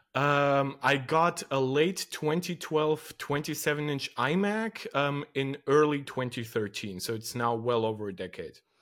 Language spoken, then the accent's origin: English; Moldova; now in Germany; I come from Eastern Europe, uh, from a country named Moldova, and I stream in English.